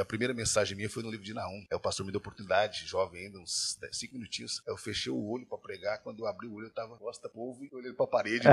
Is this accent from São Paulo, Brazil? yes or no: yes; Bastos, São Paulo, Brazil; also born or lived in Iacri, São Paulo; eu nasci em Bastos, né, bem interior de São Paulo